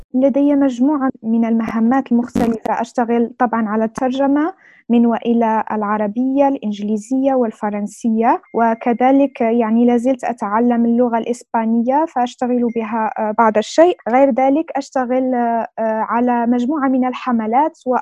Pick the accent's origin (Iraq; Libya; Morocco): Morocco; أنا من المغرب